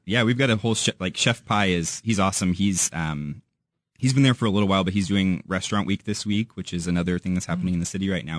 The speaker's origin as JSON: {"language": "English", "town": "St. Louis", "region": "Missouri", "country": "United States", "also_born_or_lived": "Warrensburg, Missouri", "moved": "yes", "lives_now": "Kansas City, United States", "said": "I'm from Saint Louis originally"}